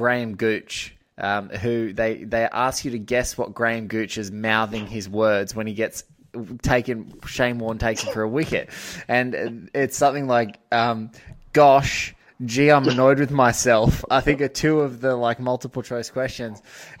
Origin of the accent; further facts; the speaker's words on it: Australia; You know, it may be because I'm an Aussie